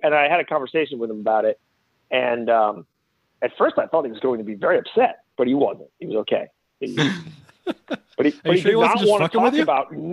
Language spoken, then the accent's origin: English; Rhode Island, United States; now in Boston, United States; I grew up in Rhode Island